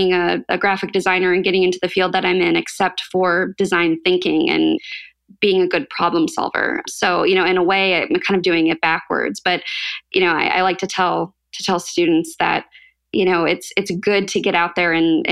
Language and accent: English; St. Charles, Illinois, United States; also born or lived in Iowa; I grew up in the Chicago suburbs. So St. Charles, it's right outside of the city